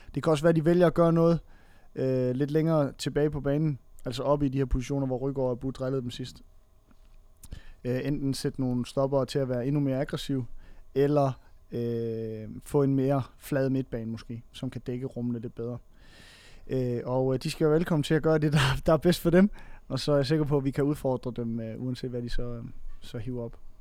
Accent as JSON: {"language": "Danish", "area": "Funen", "region": "Southern Denmark", "country": "Denmark", "said": "jeg kommer fra Fyn af"}